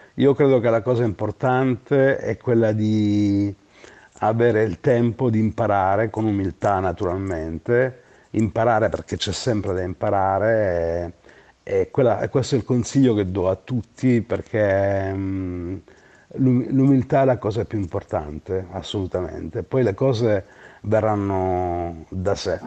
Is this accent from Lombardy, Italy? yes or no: no; Gioia Tauro, Calabria, Italy; moved away; also born or lived in Bologna; al mio paese che amo, che è Gioia Tauro